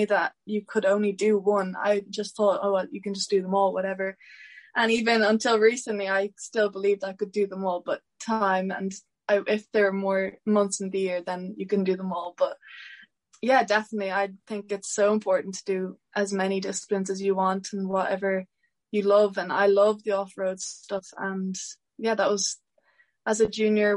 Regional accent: Mount Leinster, Ireland; I'm from Mount Leinster

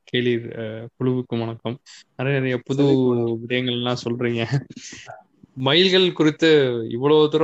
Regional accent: Pudukkottai district, Tamil Nadu, India; now in South Korea; நான் புதுக்கோட்டை மாவட்டத்துல தான் பிறந்து வளர்ந்தது எல்லாமே

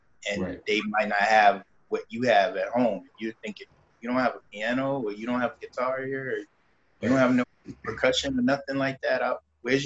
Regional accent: Brooklyn, New York, United States; Born and raised in Brooklyn, New York.

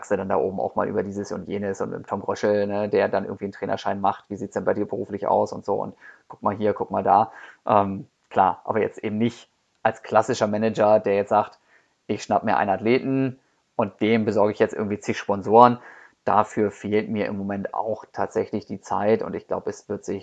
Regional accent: Osnabrück, Lower Saxony, Germany; ich komme ursprünglich aus Osnabrück und da gibt es in der Nähe dann da irgendwie den Hermannslauf.

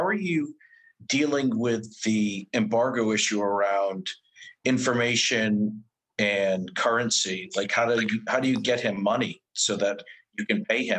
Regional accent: Rhode Island and Southern Massachusetts, United States; I grew up in Rhode Island and Southern Massachusetts.

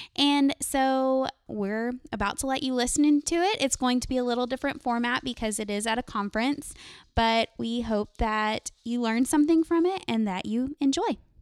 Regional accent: Greenville, United States; now in Round Rock, United States; I'm originally from this area. I'm from Greenville

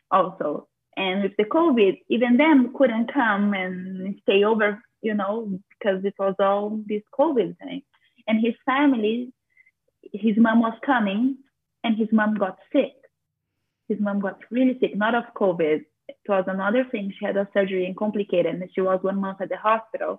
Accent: Brazil; now in Florida, United States; I'm from Brazil, and this is something that impacted us a lot because my entire family is from Brazil and they are all there.

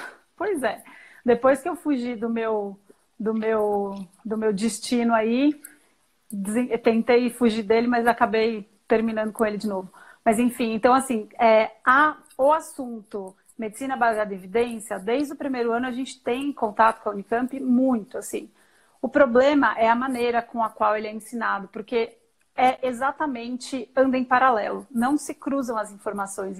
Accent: São Paulo, Brazil; moved away as an adult; now in Campinas, Brazil; Então eu sou eu sou paulista, paulistana, são paulina.

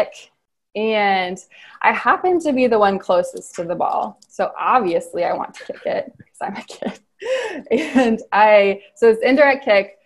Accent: Cincinnati, Ohio, United States; I grew up in Cincinnati

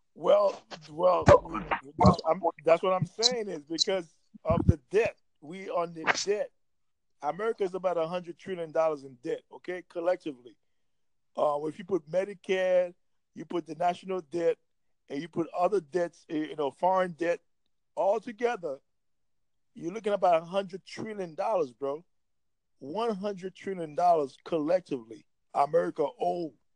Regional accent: New York, United States; moved away; I'm from New York

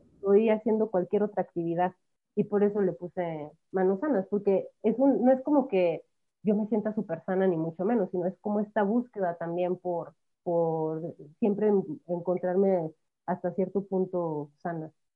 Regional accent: Mexico; first language Spanish; ¿cómo voy a dejar mi país?

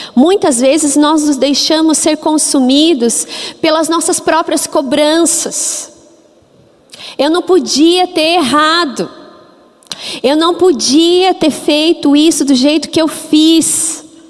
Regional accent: Curitiba, Paraná, Brazil; Eu sou curitibana exatamente 40 anos. Eu nasci em Curitiba

